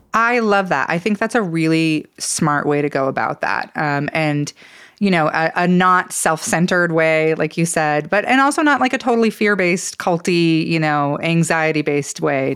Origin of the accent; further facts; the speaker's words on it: Idaho, United States; growing up in Idaho and living most of my life here